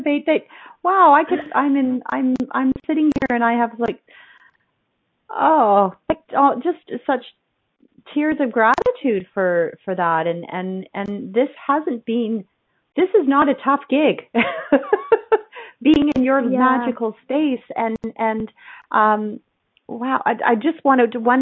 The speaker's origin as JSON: {"language": "English", "country": "Canada", "said": "No, I'm not an American. I'm a Canadian."}